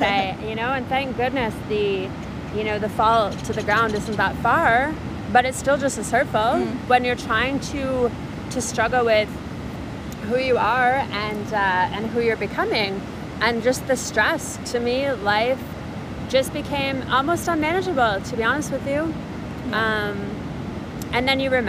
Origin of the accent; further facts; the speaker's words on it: Canada; being Canadian